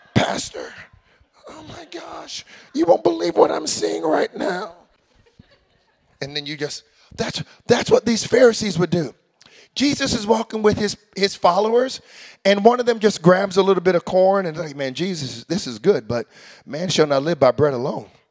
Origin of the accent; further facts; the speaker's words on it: United States; moved away as an adult; now in Canada; I'm an American